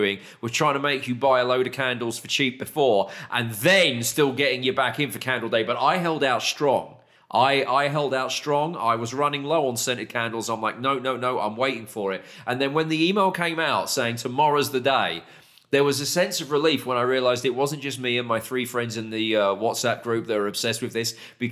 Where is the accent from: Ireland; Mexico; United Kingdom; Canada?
United Kingdom; moved away as an adult; now in Texas, United States; as a Brit living in the great state of Texas